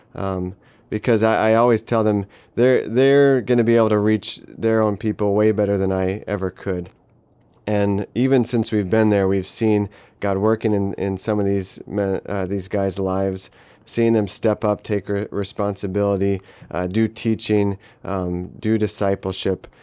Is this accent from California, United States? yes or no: no; Denver, Colorado, United States; moved away as an adult; now in Palau; I grew up in Denver, Colorado, uh, for most